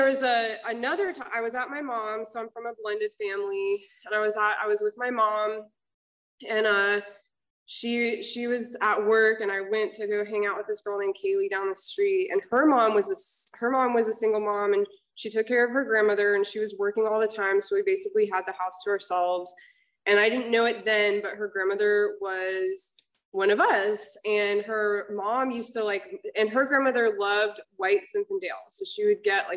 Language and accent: English; Georgia, United States; now in Laguna Hills, United States; I'm actually from Georgia